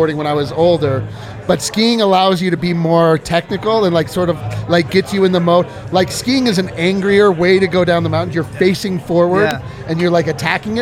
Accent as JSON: {"language": "English", "region": "Colorado", "country": "United States", "said": "I'm from Colorado"}